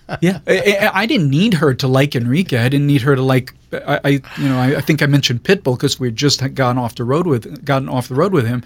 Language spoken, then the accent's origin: English; Jerusalem, Jerusalem District, Israel; moved away as an adult; now in Los Angeles, United States; born and raised in Israel, um, Jerusalem